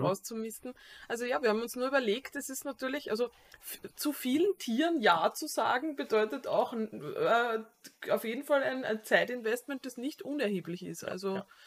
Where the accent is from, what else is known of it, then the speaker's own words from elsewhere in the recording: Austria; als Wiener oder halt äh, Mensch aus der Wiener Umgebung